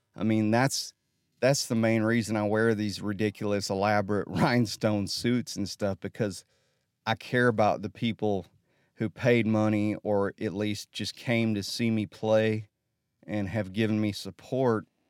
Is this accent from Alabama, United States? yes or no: yes; Holly Pond, Alabama, United States; I'm from Holly Pond